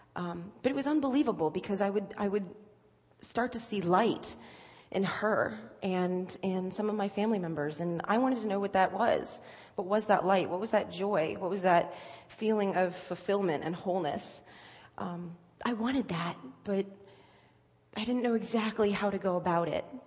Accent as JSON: {"language": "English", "town": "Virginia Beach", "region": "Virginia", "country": "United States", "also_born_or_lived": "Cincinnati area (lives now, implied by Reds)", "moved": "as an adult", "said": "I'm not from here. I am from Virginia Beach. I've lived uh, here for about a year now"}